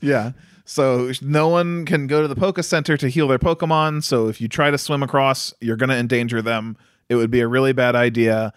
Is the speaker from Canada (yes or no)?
no; United States; I'm an American, so, uh, even though I have, uh, Norse ancestry